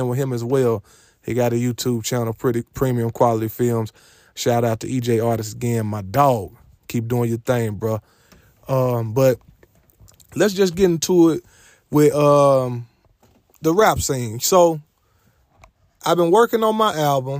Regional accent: Little Rock, Arkansas, United States; my hometown, Little Rock, Arkansas

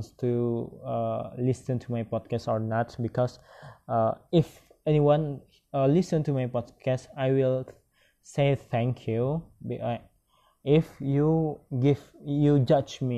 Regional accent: Padang, West Sumatra, Indonesia; English is a second language; I was born in Padang, March 19, 1995.

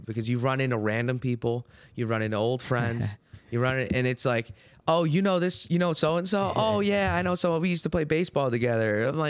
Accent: Ohio, United States; Hi, yeah, I'm the new kid. I'm from Ohio, yada, yada, yada.

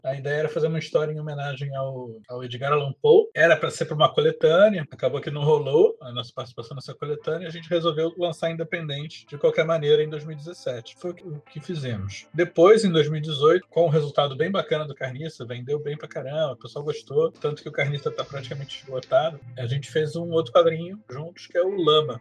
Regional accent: Rio de Janeiro, Brazil; now in São Paulo, Brazil; Sou um carioca, já moro em São Paulo há um tempão.

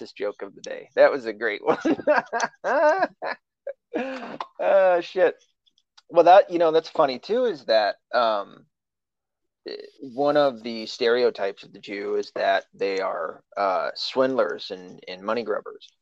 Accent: the South, United States; now in Michigan, United States; I grew up in the South. We didn't have a lot of Jews around there.

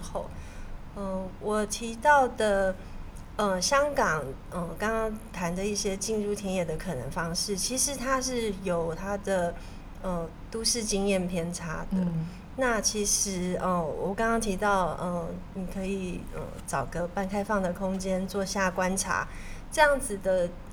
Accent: Taiwan; 我是台湾来的

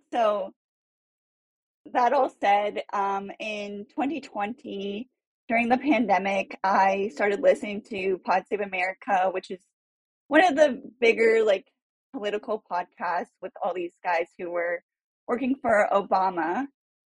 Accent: Cupertino, California, United States; also born or lived in San Francisco; I'm from Cupertino, California, and I am now working at a political consulting firm in San Francisco

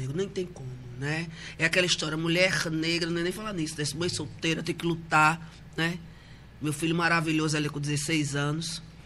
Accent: Recife, Pernambuco, Brazil; Eu nasci em Recife, morei, me criei em, em Boa Viagem

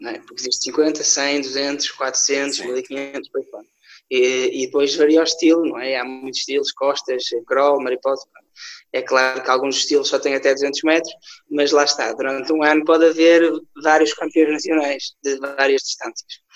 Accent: Paços de Ferreira, Porto District, Portugal; todo o vídeo é gravado em Passo Ferreira. Eu também tento uh, mostrar um bocadinho daquilo onde eu, onde eu pertenço, onde eu vivo

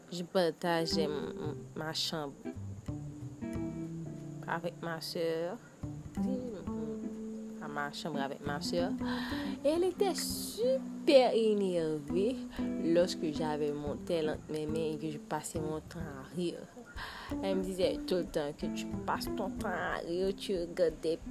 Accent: Haiti; Je di goud parce que je vis en Haïti. Je suis Haïtienne.

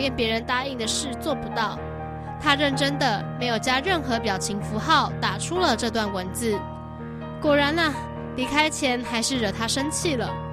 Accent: Taiwan; 我是，我是台湾人嘛

